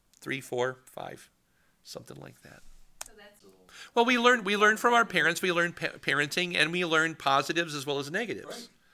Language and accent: English; Poynette, Wisconsin, United States; my hometown of Poynette